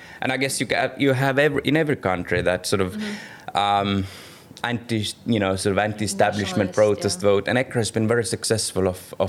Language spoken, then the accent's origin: English; Pärnu, Pärnu County, Estonia; now in Tallinn, Estonia; And Pärnu, where actually this is my hometown, where I originally come from, I live now in Tallinn